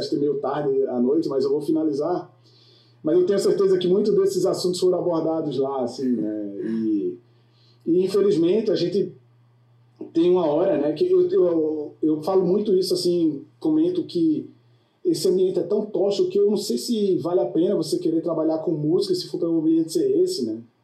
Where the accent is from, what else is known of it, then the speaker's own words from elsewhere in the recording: Brazil; now in United States; eu, como brasileiro, quando cheguei aqui